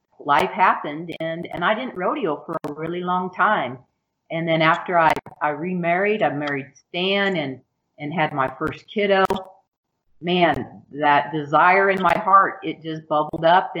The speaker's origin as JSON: {"language": "English", "town": "Rapid City", "region": "South Dakota", "country": "United States", "tie": "born or raised there", "said": "I grew up in Rapid City, South Dakota, and always had a horse"}